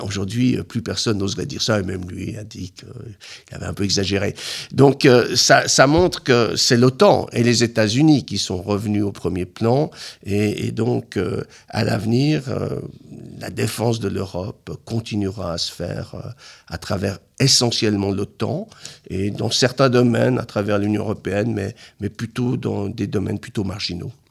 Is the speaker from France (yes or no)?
no; Switzerland; en tant que Suisse